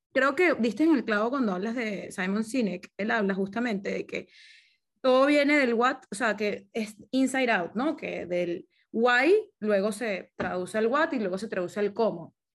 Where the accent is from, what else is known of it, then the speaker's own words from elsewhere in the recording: Caracas, Capital District, Venezuela; moved away; crecí toda mi vida en Caracas.